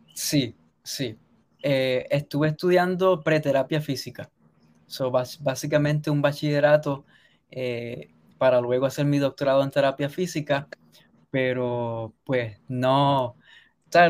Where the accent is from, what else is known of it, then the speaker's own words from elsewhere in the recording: Sabana Grande, Puerto Rico; moved away as an adult; also born or lived in Caguas, Puerto Rico; now in United States; yo nací en Caguas, pero mi familia originalmente es de Sabana Grande, entonces nos mudamos para allá temprano, cuando yo tenía dos años de edad, así que lo que conozco es el oeste